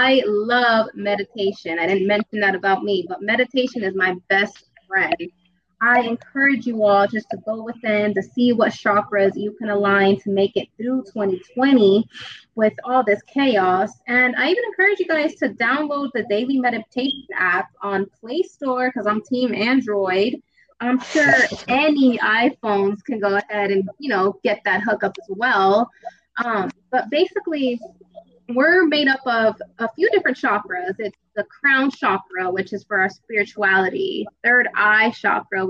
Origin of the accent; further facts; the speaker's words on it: Las Vegas, Nevada, United States; I'm from Vegas, baby, out here in the 112 degree weather. Been out here for about 20 years plus